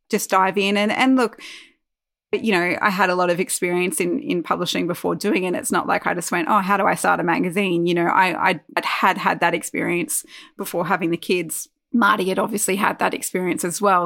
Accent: Armidale, New South Wales, Australia; also born or lived in Newcastle, Australia; we moved from Newcastle to Armidale, which was I think was four years ago now

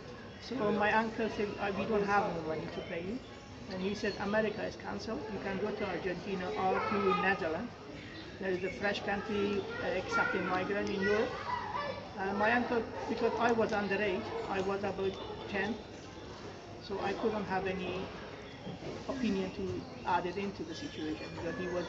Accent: Herat, Afghanistan; English is a second language; also born or lived in Iran; now in Cardiff, United Kingdom; I am from Afghanistan, a province called Herat

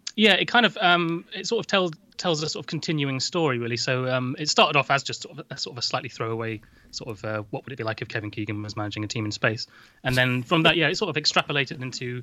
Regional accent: Doncaster, Yorkshire and the Humber, United Kingdom; I'm from Doncaster, the same as him.

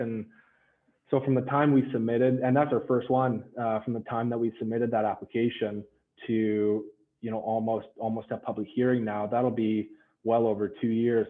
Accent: Victoria, British Columbia, Canada; I'm born and raised in Victoria

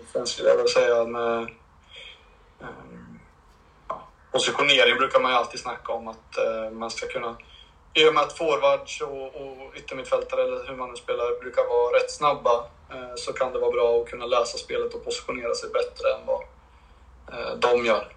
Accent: Linköping, Östergötland, Sweden; jag är från Linköping

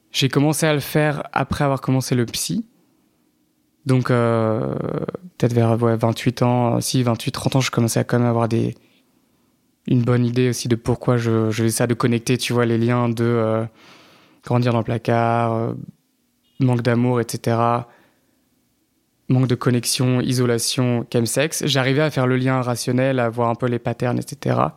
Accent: Paris, Île-de-France, France; also born or lived in Normandy / Vendée; je suis né à Paris, j'ai un peu grandi à Paris, mais en Normandie aussi, genre dans un village, et en Vendée, un peu. Donc très aussi euh, campagne.

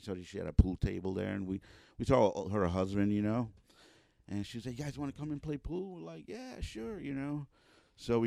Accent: New York City, New York, United States; also born or lived in North Bronx; I was growing up in the South Bronx

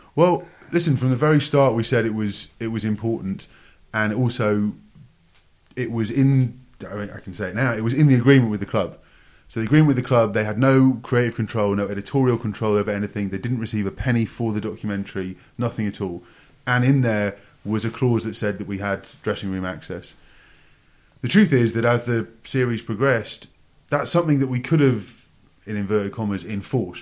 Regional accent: Newcastle upon Tyne, North East England, United Kingdom; also born or lived in Sunderland; grew up in, in Newcastle, which was good character building as a Sunderland fan.

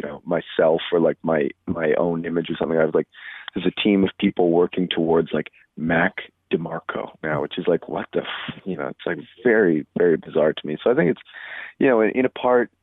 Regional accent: Edmonton, Alberta, Canada; moved away as an adult; also born or lived in Duncan; I grew up in Edmonton until I was 18

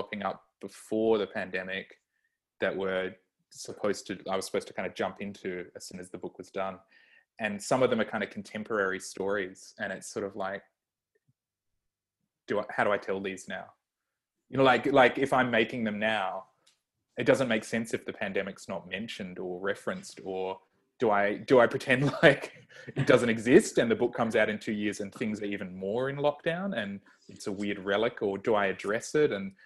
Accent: Australia; I'm Australian

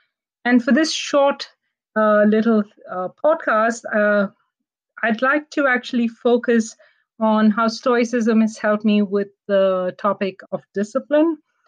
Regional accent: Canada; And I tell myself as a Canadian Indian and a woman.

